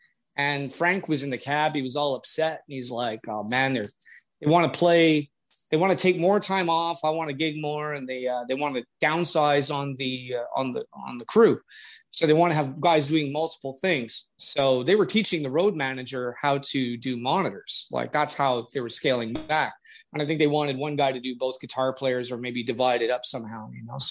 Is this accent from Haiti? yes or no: no; Canada; I'm Canadian